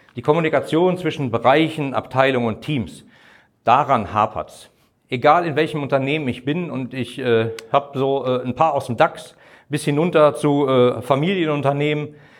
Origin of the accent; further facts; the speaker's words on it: Bochum, North Rhine-Westphalia, Germany; in meiner Heimatstadt in Bochum